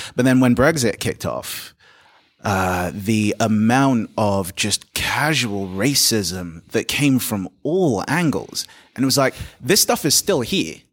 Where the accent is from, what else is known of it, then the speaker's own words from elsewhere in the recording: London, United Kingdom; I was born in London.